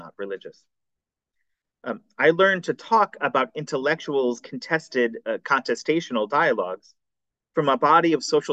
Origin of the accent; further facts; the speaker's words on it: United States; I was raised in the American Unitarian Church